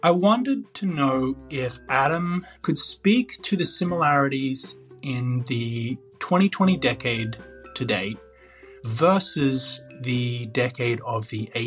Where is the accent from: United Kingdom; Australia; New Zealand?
Australia; now in California, United States; I'm an Aussie, but I live in California.